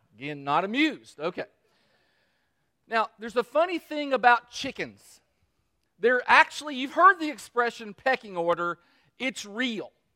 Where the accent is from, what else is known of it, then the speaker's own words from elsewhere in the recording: Kentucky, United States; I'm, I'm from Kentucky.